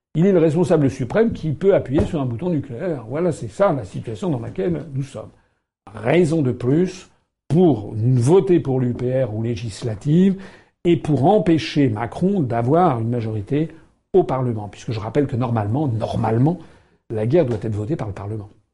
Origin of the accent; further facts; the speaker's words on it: France; nous sommes français